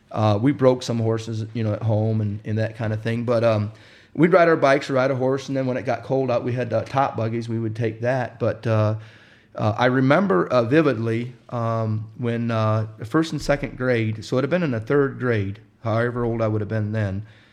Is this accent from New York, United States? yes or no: no; Wisconsin, United States; also born or lived in Indiana; Well, I grew up in Wisconsin, or I was born in Indiana, and we moved to Wisconsin when I was 5 years old.